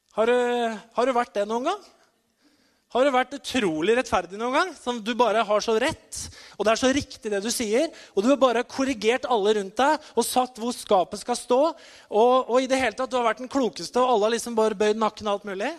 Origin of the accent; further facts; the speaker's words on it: Norway; jeg har vokst opp i Betania, eh, lenger opp i gata her